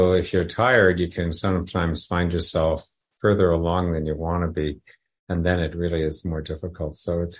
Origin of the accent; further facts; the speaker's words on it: Toronto, Ontario, Canada; I come from Toronto where there's snow